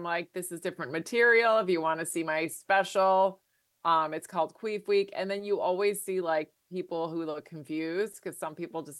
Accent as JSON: {"language": "English", "region": "Virginia", "country": "United States", "moved": "yes", "said": "I'm from Virginia, so I know what it's like to live in the burbs"}